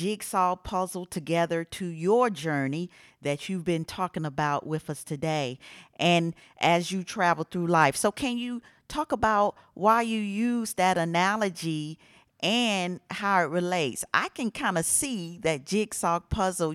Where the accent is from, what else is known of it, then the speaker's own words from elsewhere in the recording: Atlanta, Georgia, United States; I was born and raised in Atlanta